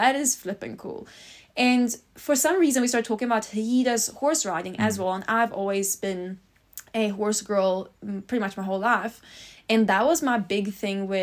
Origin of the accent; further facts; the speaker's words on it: Stockholm, Stockholm County, Sweden; moved away as an adult; now in South Africa; I'm originally from Sweden and born and raised in Stockholm